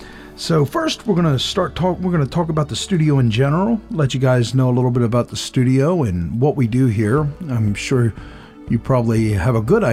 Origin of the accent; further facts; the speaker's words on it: Baltimore, Maryland, United States; I'm actually from the Baltimore area, which is quite a distance from the studio here.